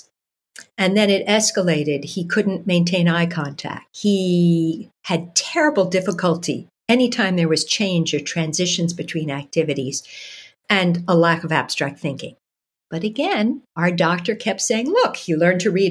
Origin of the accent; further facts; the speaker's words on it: New York City, New York, United States; moved away as an adult; now in Toronto, Canada; I was born and raised in New York City